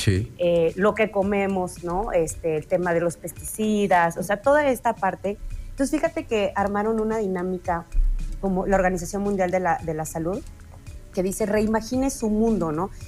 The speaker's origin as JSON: {"language": "Spanish", "country": "Mexico", "said": "como mexicanos"}